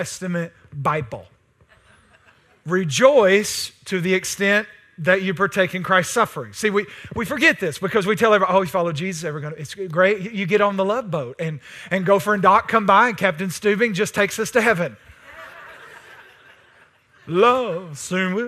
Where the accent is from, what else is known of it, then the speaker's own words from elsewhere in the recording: East Texas, United States; I'm East Texan